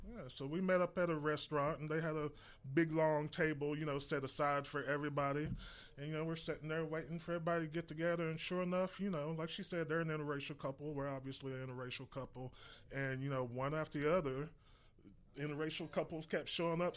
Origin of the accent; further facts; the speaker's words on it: Irving, Texas, United States; I grew up in Irving